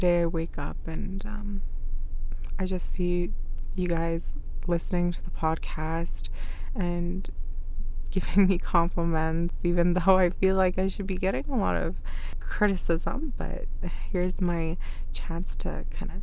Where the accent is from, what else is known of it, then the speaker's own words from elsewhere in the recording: Canada; first language Arabic; English is a second language; also born or lived in Iraq; I wasn't born in Canada. I was born in Iraq, and it was my mom and my older sister that came here. So even when I was young, I was here when I was 5